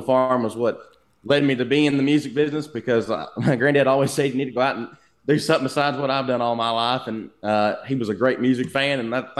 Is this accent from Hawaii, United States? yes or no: no; Lancaster, Kentucky, United States; a little town in Lancaster, I grew up on a cattle farm.